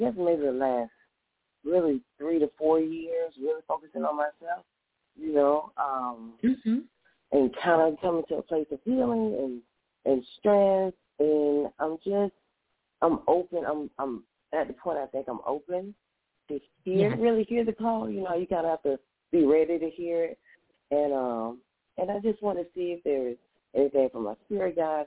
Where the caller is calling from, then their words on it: Florida, United States; I'm calling from Florida.